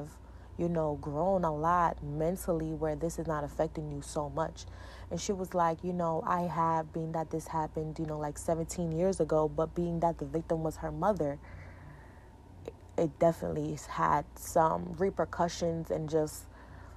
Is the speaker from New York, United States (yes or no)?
yes; New York, United States; I'm from New York